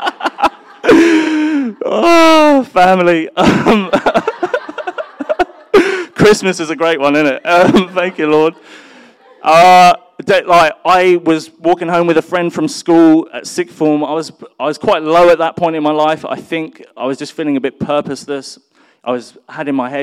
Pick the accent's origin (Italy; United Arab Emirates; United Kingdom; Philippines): United Kingdom; London; I was born in North London